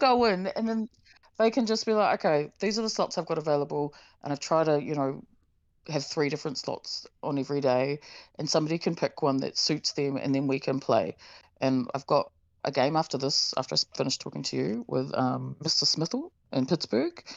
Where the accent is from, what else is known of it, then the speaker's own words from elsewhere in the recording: Tauranga, Bay of Plenty, New Zealand; moved away; my hometown Tauranga